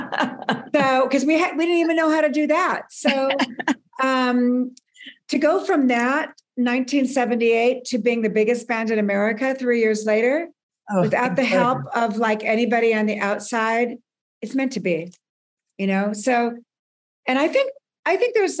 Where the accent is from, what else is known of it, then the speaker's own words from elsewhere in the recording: Burbank, California, United States; I grew up in Southern California